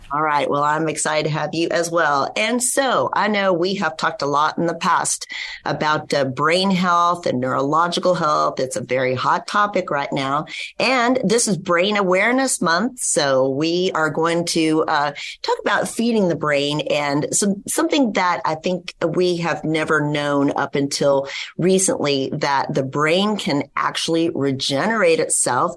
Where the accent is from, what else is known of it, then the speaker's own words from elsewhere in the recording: West Texas, United States; I grew up in West Texas